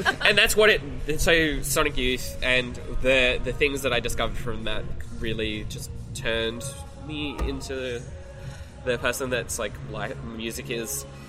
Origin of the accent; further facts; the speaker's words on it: Wollongong, New South Wales, Australia; also born or lived in Wagga Wagga / Shellharbour; I consider Wollongong my hometown because it was where I was born and where I spent most of my life. But I grew up first handful of years of my life in Wagga.